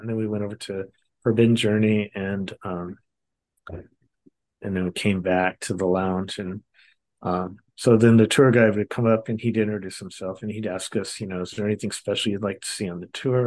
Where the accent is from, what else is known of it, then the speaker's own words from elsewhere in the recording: Long Beach, California, United States; I grew up in Southern California in Long Beach, California area